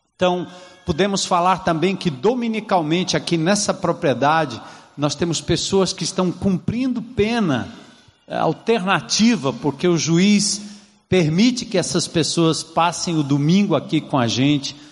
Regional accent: São Paulo, Brazil; now in Fortaleza, Brazil; de onde eu vim, ah, de São Paulo, da Zona Norte

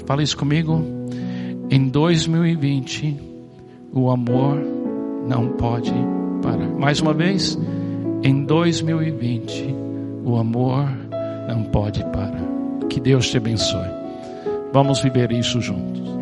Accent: Miami, Florida, United States; Eu nasci em Miami, nos Estados Unidos

